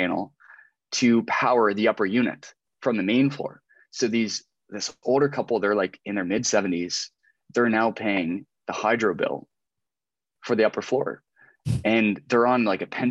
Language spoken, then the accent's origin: English; just outside of Halifax, Nova Scotia, Canada; moved away; also born or lived in Southwestern Ontario; I grew up like just outside of Halifax